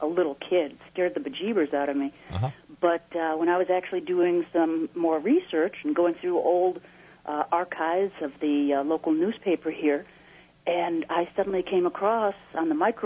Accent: Naperville, Illinois, United States; growing up in Naperville

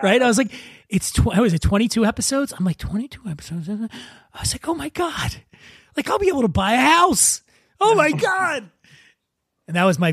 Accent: Philadelphia, Pennsylvania, United States; I grew up poor in Philadelphia

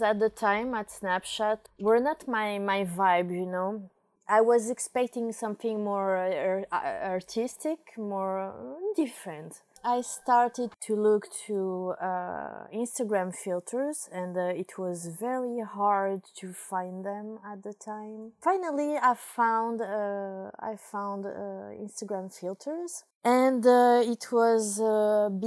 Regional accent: Paris, Île-de-France, France; moved away as an adult; now in Portugal; I come from France, from Paris

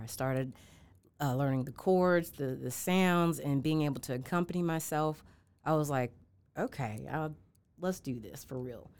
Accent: Charlotte, North Carolina, United States; also born or lived in Atlanta, Georgia / Milledgeville, Georgia / Savannah, Georgia; now in Augusta, United States; born and raised in Charlotte, North Carolina

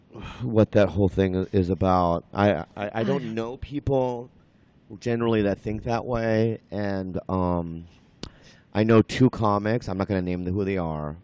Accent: San Diego, California, United States; also born or lived in Minnesota; I grew up in Minnesota and then San Diego. And I lived in San Diego pretty much all my life.

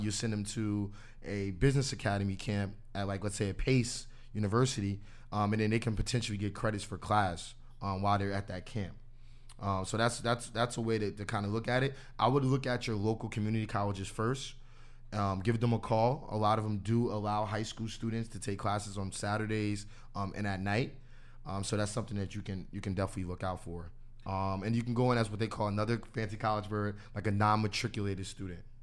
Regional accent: New Jersey, United States; I'm from New Jersey

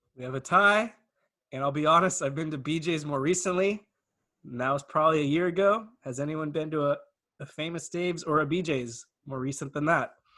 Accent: Camarillo, California, United States; I'm from Camarillo.

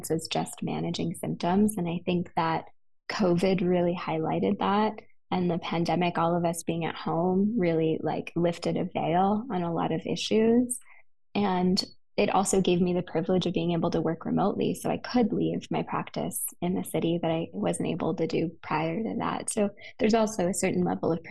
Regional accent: West Hollywood, California, United States; now in Idyllwild, United States; I'm a city girl. I grew up in West Hollywood

